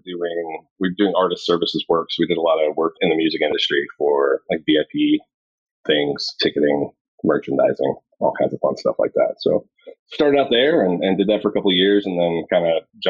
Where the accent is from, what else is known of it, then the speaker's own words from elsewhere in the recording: Galesburg, Illinois, United States; I was born in Galesburg, Illinois, which is kind of west central Illinois. It's about equidistant between Chicago and St. Louis.